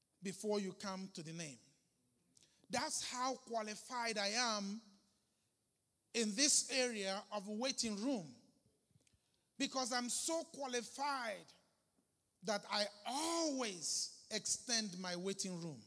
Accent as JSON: {"language": "English", "town": "Arochukwu", "region": "Abia", "country": "Nigeria", "said": "I'm a Nigerian from Aruchukwu"}